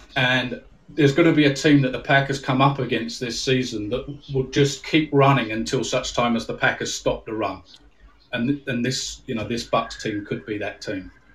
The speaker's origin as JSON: {"language": "English", "country": "United Kingdom", "said": "I'm from the UK, just north of London"}